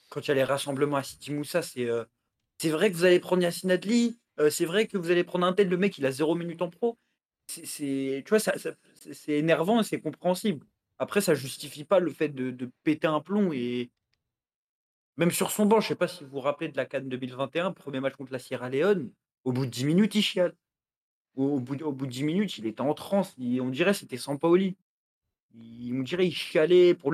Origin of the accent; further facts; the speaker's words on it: Algeria; Je suis algérien, moi aussi.